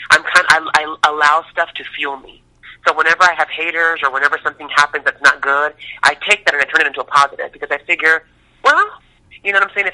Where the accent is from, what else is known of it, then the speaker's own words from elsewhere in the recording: Tucson, Arizona, United States; Well, I was born and raised in Tucson, Arizona, on uh, West Coast, and I wanted to be a singer since I was three years old.